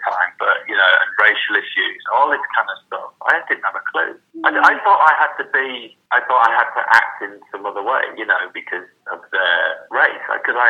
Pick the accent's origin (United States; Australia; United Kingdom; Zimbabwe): United Kingdom; Whitby, Yorkshire and the Humber; now in London, United Kingdom; Because I came from Whitby to London. Whitby, incredibly undiverse, even now.